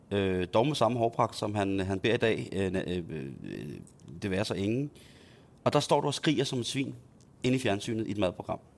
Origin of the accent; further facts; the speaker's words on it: Himmelev, Zealand, Denmark; Øh, øh, scenarie, som udspiller sig i, øh, i Himmeløv, i mit barndomshjem, i sene efteråret 91, 92, eller vinter.